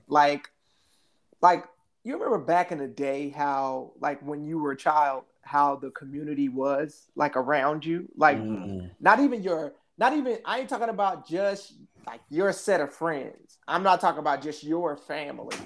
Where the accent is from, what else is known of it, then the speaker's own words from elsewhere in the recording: Midwest, United States; living in the Midwest and growing up in the Midwest, it was very close knit